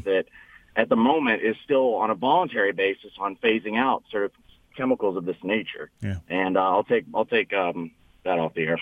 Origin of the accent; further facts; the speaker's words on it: Mid Ohio River Valley, United States; now in Detroit, United States; I live in Detroit Metro now, but I'm originally from the Mid Ohio River Valley